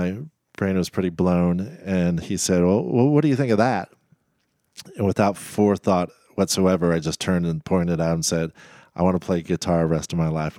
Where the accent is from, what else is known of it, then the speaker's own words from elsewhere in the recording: Elkhart, Indiana, United States; also born or lived in Texas; I was born in Indiana and my dad is a civil engineer. So we moved every 6 months to a year and a half all growing up.